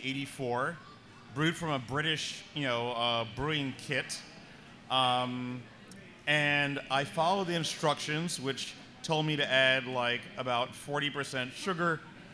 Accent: Brooklyn, New York, United States; from Brooklyn. Do you know Brooklyn?

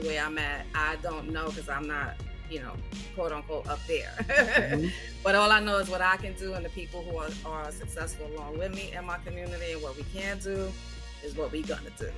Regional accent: New York City, New York, United States; also born or lived in Georgia; born and raised in the Bronx

